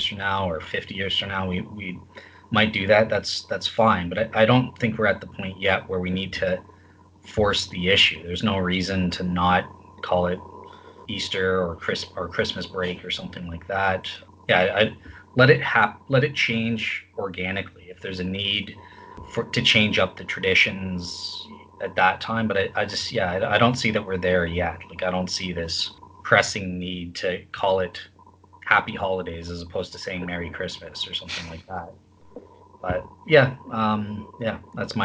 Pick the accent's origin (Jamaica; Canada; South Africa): Canada; I'm a Canadian